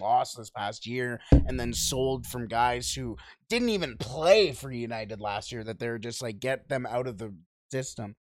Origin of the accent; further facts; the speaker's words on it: Canada; we're from Canada